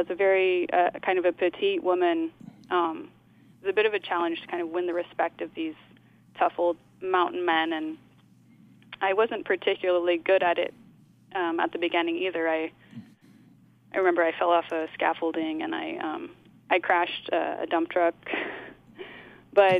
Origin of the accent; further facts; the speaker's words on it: Oakland, California, United States; moved away as an adult; also born or lived in New York; I grew up in Oakland, and my parents are also artists